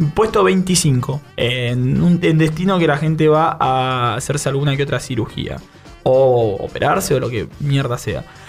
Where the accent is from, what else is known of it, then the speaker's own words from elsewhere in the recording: Bahía Blanca, Buenos Aires Province, Argentina; Nosotros somos de Bahía Blanca